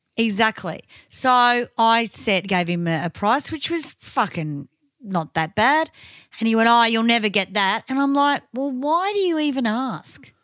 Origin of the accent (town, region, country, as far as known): Victoria, Australia